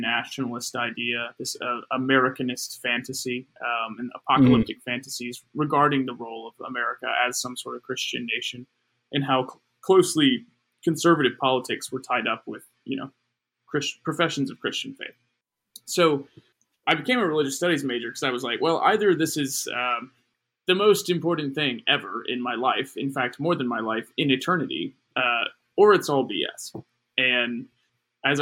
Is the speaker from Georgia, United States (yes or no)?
no; South Carolina, United States; I'm from South Carolina, and I'm the son of a Presbyterian minister